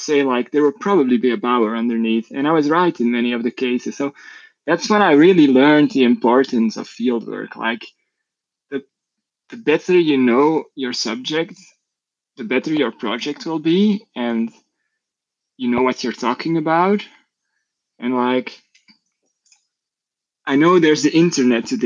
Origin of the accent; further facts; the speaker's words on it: Belgium; I'm from Belgium.